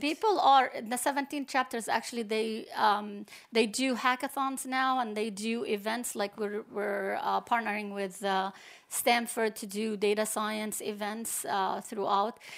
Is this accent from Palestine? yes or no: yes; Palestine; also born or lived in New York, United States; now in Abu Dhabi, United Arab Emirates; I'm Palestinian, but I'm a professor of computer science at N Y U New York